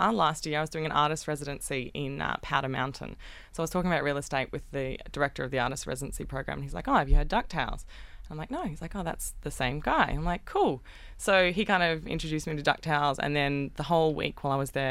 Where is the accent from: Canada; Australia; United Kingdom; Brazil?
Australia; I'm from Australia.